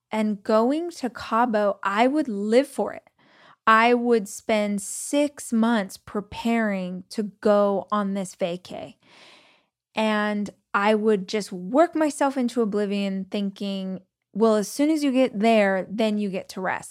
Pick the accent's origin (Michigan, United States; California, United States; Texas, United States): California, United States; Southern; moved away; also born or lived in Los Angeles; I grew up in Southern California, lived in Los Angeles